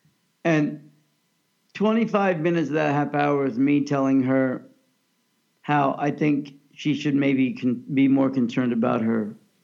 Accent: Kansas, United States; moved away; also born or lived in California; growing up in Kansas, looking back, I still love Kansas and Kansas City and that whole area.

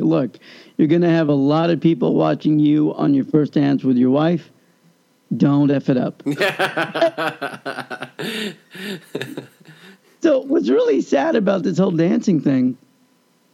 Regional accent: Kansas, United States; we grew up in Kansas

